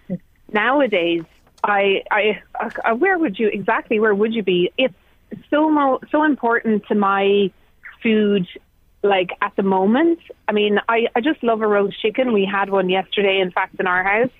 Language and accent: English; Tipperary, Munster, Ireland; I grew up in Tipperary